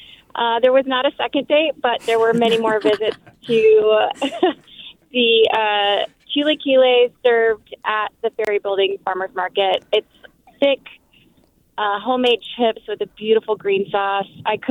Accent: Memphis, Tennessee, United States; moved away as an adult; I'm actually new to the Bay Area. I moved from Memphis, Tennessee about 2 years ago.

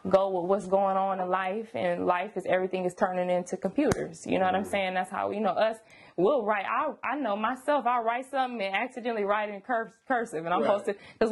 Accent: Sacramento, California, United States; I was born in Sacramento, South Sac, all day long

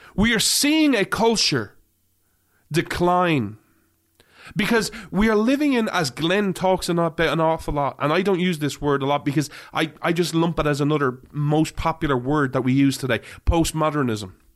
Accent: Ireland; now in United States; I grew up in Ireland

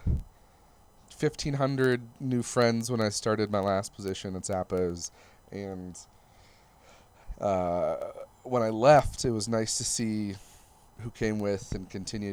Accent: Michigan, United States; moved away as an adult; also born or lived in Plymouth, Michigan / Northville, Michigan / Detroit, Michigan; now in Las Vegas, United States; my home state of Michigan

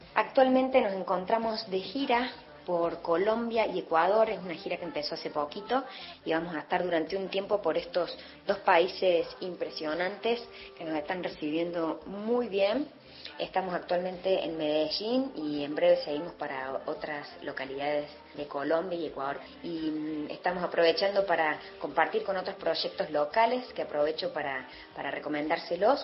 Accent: Bariloche, Río Negro, Argentina; born or raised there; also born or lived in Villa María, Córdoba, Argentina

